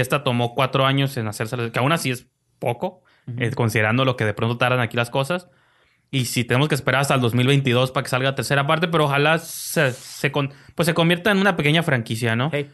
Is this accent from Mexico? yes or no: yes; Mexico; aquí en mi país